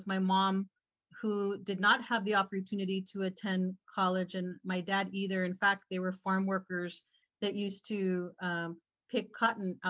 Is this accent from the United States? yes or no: yes; Falfurrias, Texas, United States; now in San Antonio, United States; I was born and raised in South Texas in a very small town called Falfurrias, Texas.